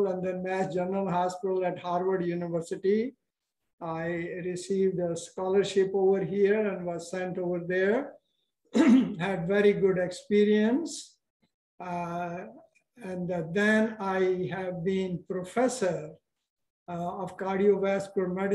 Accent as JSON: {"language": "English", "country": "India", "tie": "born or raised there", "also_born_or_lived": "Pakistan", "moved": "as an adult", "lives_now": "United States", "said": "I was born in that part of India, which now belongs to Pakistan"}